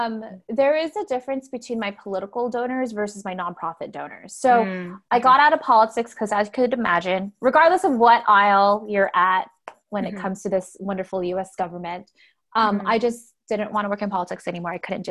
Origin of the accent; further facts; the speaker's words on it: California, United States; moved away as an adult; also born or lived in Iowa; I'm born and raised in California, so I did the opposite. I moved to the Midwest.